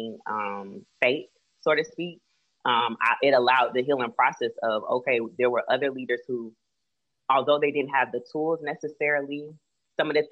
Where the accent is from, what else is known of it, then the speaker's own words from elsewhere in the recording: Florida, United States; I was raised in Florida, my mom, my family's from Cleveland, Ohio